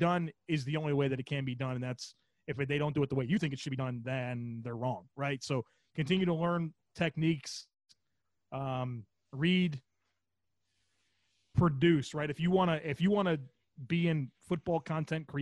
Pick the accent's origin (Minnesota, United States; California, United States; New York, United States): New York, United States; Western; I grew up in Western New York